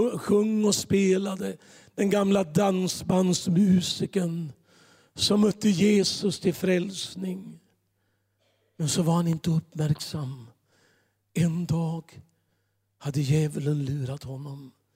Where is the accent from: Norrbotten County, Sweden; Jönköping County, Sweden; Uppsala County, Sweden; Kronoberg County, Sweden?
Jönköping County, Sweden; Gislaved; moved away; also born or lived in Tranemo / Gothenburg; Mer än vår äldstekår i församlingen hemma i Gislaved